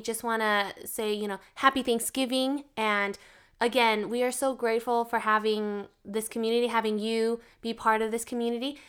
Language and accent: English; Texas, United States; now in Arizona, United States; I was born in Texas